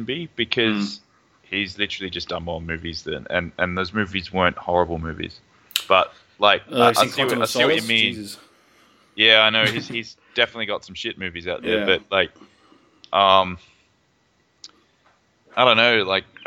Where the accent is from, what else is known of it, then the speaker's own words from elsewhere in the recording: Australia; being Australian myself